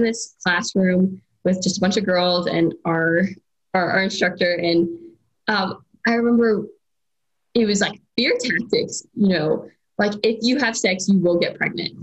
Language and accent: English; Ohio, United States; moved away as an adult; I was born and raised in the same small town, and I attended. So I'm from Ohio originally